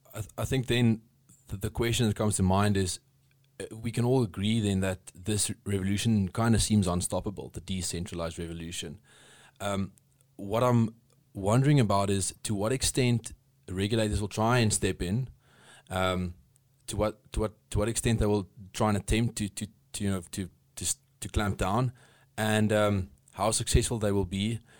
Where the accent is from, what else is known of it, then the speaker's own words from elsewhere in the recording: South Africa; as a South African